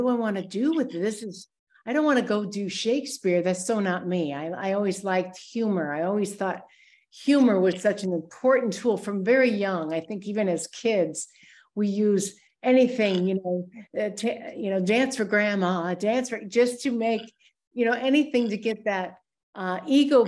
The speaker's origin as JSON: {"language": "English", "town": "Rockford", "region": "Illinois", "country": "United States", "tie": "born or raised there", "also_born_or_lived": "Wisconsin", "said": "I grew up in Rockford, Illinois, born in Wisconsin, a Midwestern girl"}